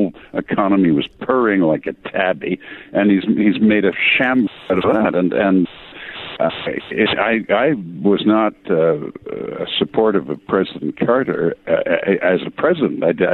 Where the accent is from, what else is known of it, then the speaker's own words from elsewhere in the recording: England, United Kingdom; accent: heavy English; my heavy English accent